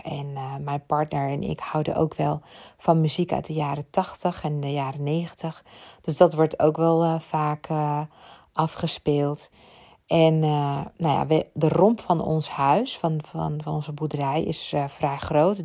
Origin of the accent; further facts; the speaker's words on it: Ibiza, Balearic Islands, Spain; ik kom uit Ibiza, ben daar opgegroeid